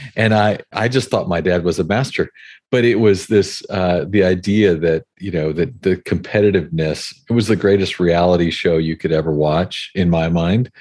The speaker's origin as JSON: {"language": "English", "region": "Hawaii", "country": "United States", "tie": "born or raised there", "said": "I grew up in Hawaii"}